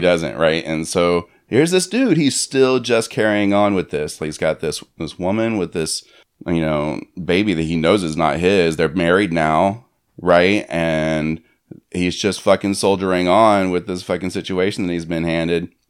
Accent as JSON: {"language": "English", "region": "Florida", "country": "United States", "tie": "born or raised there", "said": "I grew up in Florida"}